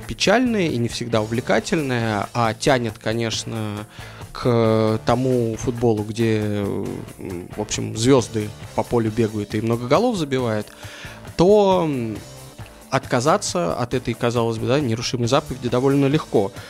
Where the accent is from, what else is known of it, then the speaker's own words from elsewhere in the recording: Moscow, Russia; moved away as an adult; also born or lived in London; я родился и вырос в Москве